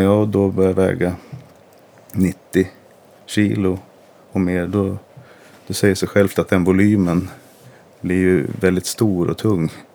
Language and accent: Swedish; Gävle, Gävleborg County, Sweden; gick jag ju på Solängsskolan i Gävle, jag är uppvuxen i Gävle